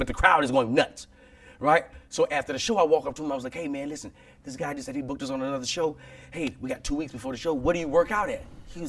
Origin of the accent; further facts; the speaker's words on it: Alexandria, Louisiana, United States; I'm from Alexandria, Louisiana.